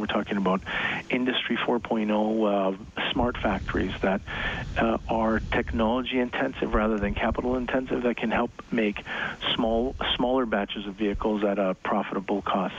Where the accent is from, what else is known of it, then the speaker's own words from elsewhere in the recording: Toronto, Ontario, Canada; I grew up in the in the Toronto area